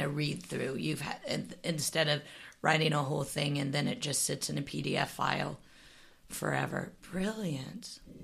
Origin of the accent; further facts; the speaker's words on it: Midwest, United States; I grew up in the Midwest